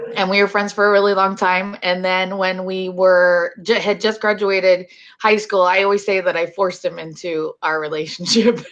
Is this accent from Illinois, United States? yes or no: no; Hollywood, Florida, United States; I grew up here in Florida, but down south in Hollywood